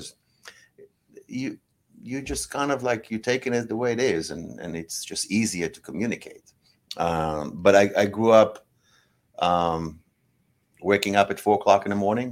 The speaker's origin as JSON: {"language": "English", "country": "Israel", "tie": "born or raised there", "moved": "yes", "lives_now": "Los Angeles, United States", "said": "I grew up in Israel. I grew up as a farmer"}